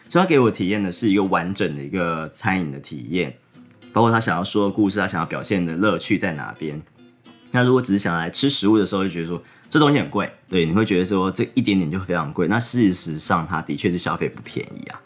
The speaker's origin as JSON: {"language": "Chinese", "country": "Taiwan", "said": "我是台湾来的"}